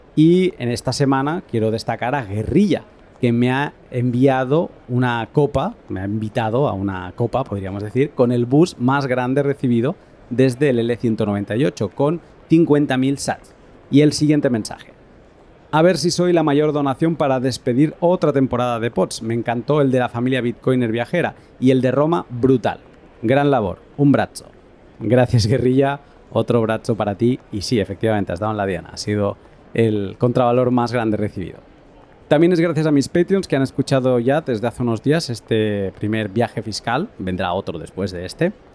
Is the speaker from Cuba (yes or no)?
no; Spain; Yo soy un español